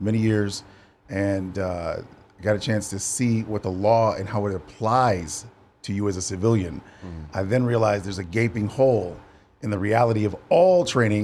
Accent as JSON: {"language": "English", "town": "Ann Arbor", "region": "Michigan", "country": "United States", "said": "I'm from Ann Arbor, which is a college town where University of Michigan is"}